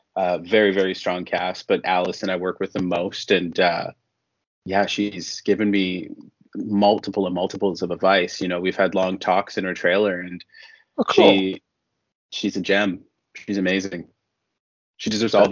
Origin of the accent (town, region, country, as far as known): Toronto, Ontario, Canada; moved away as an adult; now in Vancouver, Canada